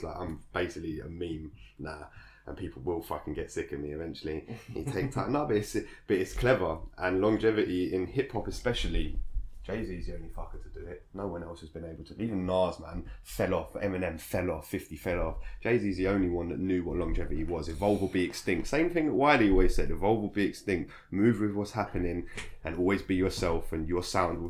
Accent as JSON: {"language": "English", "region": "London", "country": "United Kingdom", "tie": "born or raised there", "said": "I grew up in Angel Islet"}